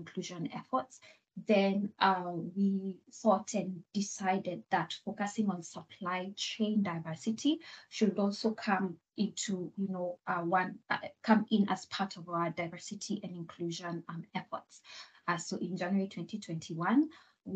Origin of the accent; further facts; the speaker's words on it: Kenya; moved away as an adult; now in Rotterdam, Netherlands; I am originally from Kenya